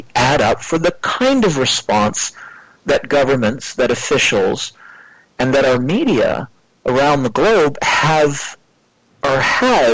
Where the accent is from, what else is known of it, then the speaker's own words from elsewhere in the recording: Canada; also born or lived in North Vancouver, British Columbia; I come from Canada. I live on the west coast of Canada in a city called Vancouver, Metro Vancouver, North Vancouver to be exact